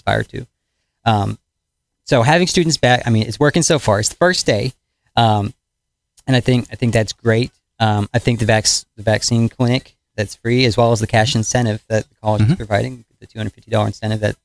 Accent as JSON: {"language": "English", "town": "Owensboro", "region": "Kentucky", "country": "United States", "tie": "born or raised there", "said": "I'm from the Owensboro area, not originally. My family's been here for 15 years now, so I've practically grown up here"}